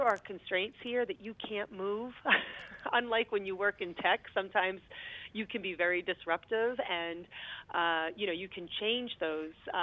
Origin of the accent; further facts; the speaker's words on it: Lowell, Massachusetts, United States; I grew up in Lowell, Massachusetts.